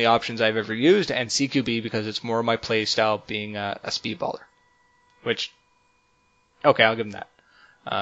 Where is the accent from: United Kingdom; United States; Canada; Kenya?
Canada; We're Canadian now.